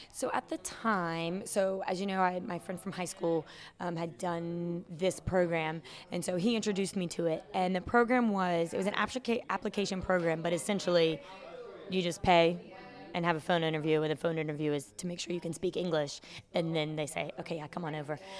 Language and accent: English; Chesapeake, Virginia, United States; moved away as an adult; also born or lived in Norfolk, Virginia; now in Hanoi, Vietnam; I'm from Virginia. I was born and raised, well, I was born in Norfolk, raised in Chesapeake